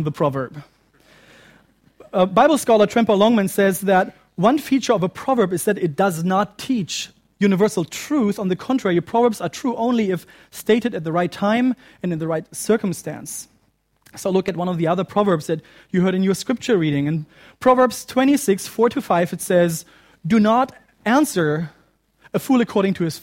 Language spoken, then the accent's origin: English; Germany; moved away; my home country of Germany